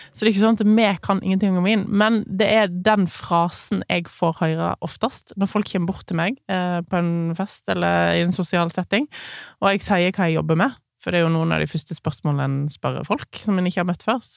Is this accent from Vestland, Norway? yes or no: yes; Voss, Vestland, Norway; jeg kommer fra bygda. Jeg kommer ikke fra Oslo, sånn som du gjør.